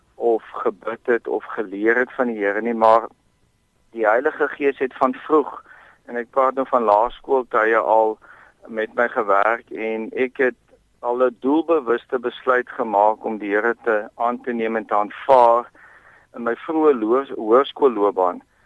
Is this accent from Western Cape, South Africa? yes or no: yes; Bellville, Western Cape, South Africa; also born or lived in Oudtshoorn / Hopefield; ek het grootgeword in Belwel.